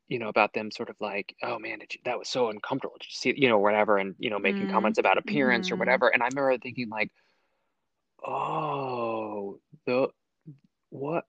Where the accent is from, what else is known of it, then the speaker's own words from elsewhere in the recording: Texas County, Oklahoma, United States; I'm from Texas County, Oklahoma, which was literally, right on the other side of the border there